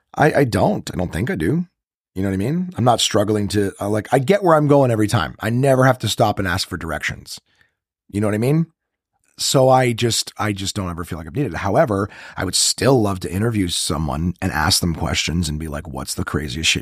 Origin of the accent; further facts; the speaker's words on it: Ottawa, Ontario, Canada; I'm from Ro-, in Ottawa.